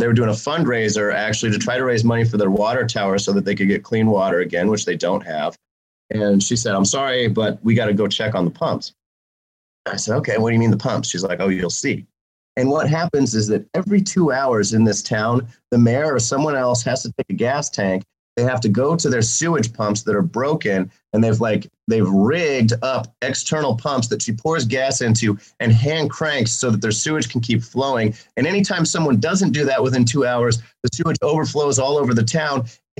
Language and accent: English; Jefferson City, Missouri, United States; where I grew up in Jeff City, Missouri